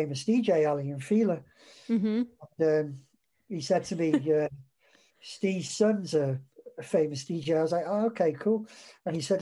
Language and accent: English; Welsh, Wales, United Kingdom; I'm Welsh as well